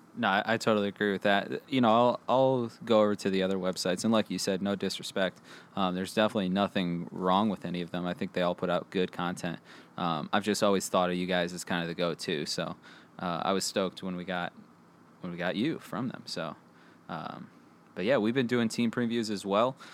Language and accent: English; Five Mile, Michigan, United States; That's where I got my nicknames from growing up in Five Mile